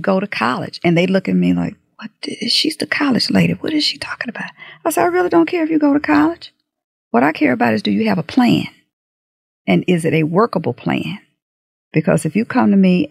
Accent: United States; also born or lived in Third Ward; I came up in Sunnyside.

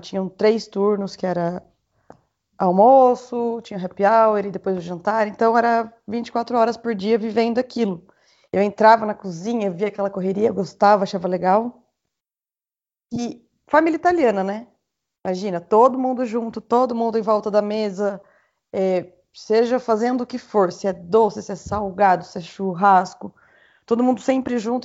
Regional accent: Itu, São Paulo, Brazil; vim de, de Itu

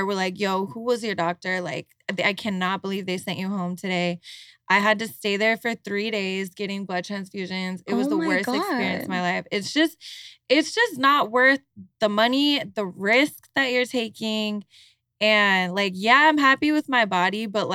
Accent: Utah, United States; moved away; We're all from Utah. We all grew up Mormon.

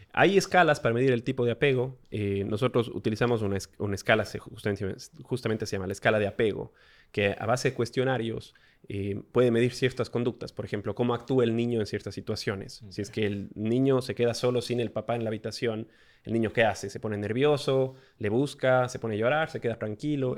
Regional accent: Ecuador; moved away as an adult; also born or lived in Australia; Antes de eso vivíamos en Ecuador, somos ecuatorianos

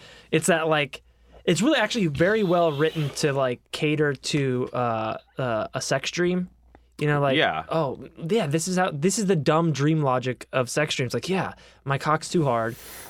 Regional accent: England, United Kingdom; Of course, I'm from England, so it's about a kilometer.

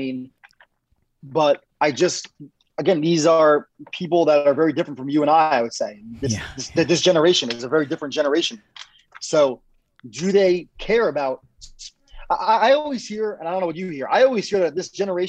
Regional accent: New York, United States; I'm from New York

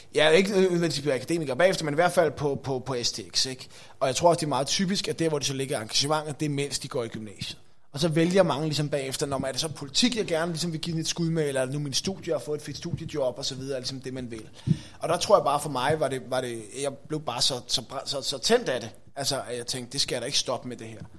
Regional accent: Greve, Zealand, Denmark; also born or lived in Hvidovre; Jeg er født i Hvidovre, øh, opvokset i, øh, i Greve. Øh, der bor jeg stadigvæk

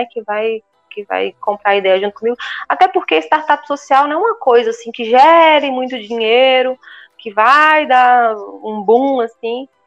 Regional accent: Brazil; moved away as an adult; now in Portugal; Eu vim do Brasil com zero conhecimento sobre o que, que é ser portador de necessidade especial em Portugal.

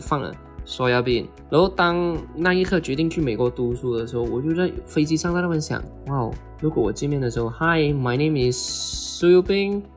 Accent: Malaysia; now in Los Angeles, United States; 我是来自马来西亚的

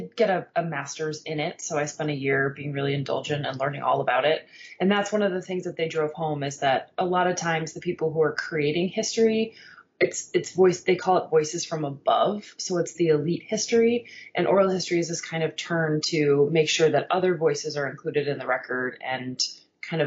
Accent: New York City, New York, United States; moved away as an adult; also born or lived in Berkeley, California; now in Bay Area, United States; I'm from New York and I was there when the cocktail revival was really digging in.

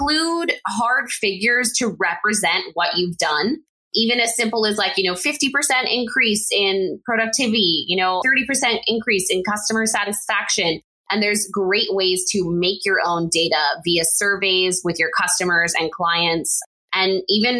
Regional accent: El Paso, Texas, United States; at UTEP in my hometown of El Paso, Texas

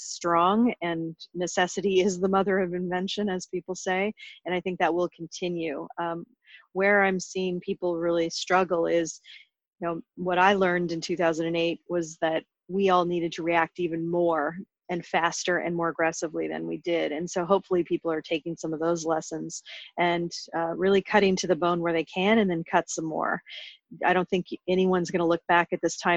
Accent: suburb of Portland, Oregon, United States; moved away; I grew up in the Pacific Northwest in Oregon, and I grew up in a small town as a suburb of Portland

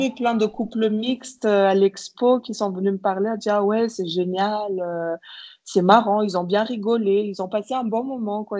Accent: Madagascar; also born or lived in Europe; je suis euh, franco-malgache. Je suis née à Madagascar en 1986 et euh, j'y habite depuis, à part quelques années en Europe

